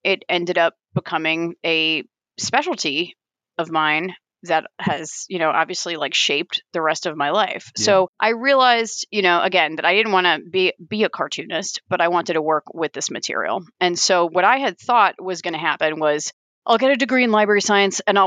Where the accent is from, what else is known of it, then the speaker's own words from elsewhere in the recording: Long Island, New York, United States; moved away as an adult; also born or lived in Vermont; now in Columbus, Ohio, United States; I grew up on Long Island